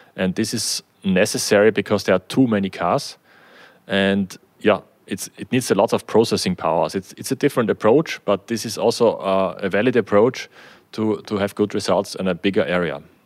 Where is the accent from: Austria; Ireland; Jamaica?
Austria; also born or lived in Germany